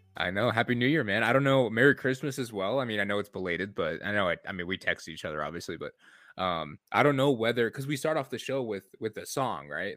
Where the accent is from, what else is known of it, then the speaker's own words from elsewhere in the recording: Michigan, United States; I'm from Michigan, I'm a Lions fan.